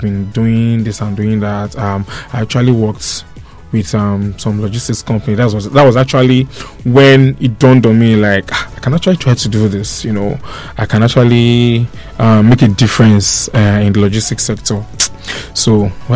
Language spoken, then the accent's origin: English; Nigeria